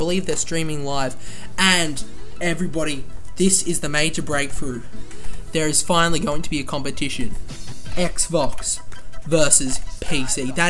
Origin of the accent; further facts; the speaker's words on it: Australia; we are both Australian.